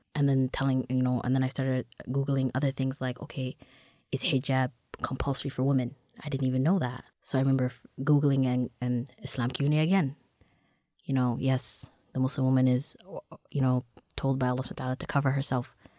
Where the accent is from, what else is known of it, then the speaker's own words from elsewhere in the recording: Toronto, Ontario, Canada; Growing up in Toronto, you know, born and raised in Dixon